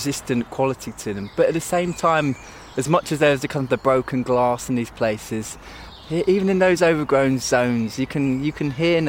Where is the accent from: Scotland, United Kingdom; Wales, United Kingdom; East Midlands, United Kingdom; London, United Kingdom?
London, United Kingdom; I'm somebody from London